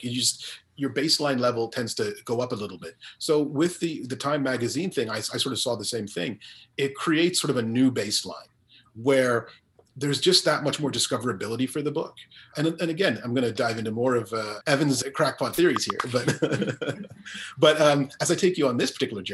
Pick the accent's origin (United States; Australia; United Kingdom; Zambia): Zambia; moved away; also born or lived in Guyana; I didn't grow up in Guyana. I grew up in Zambia primarily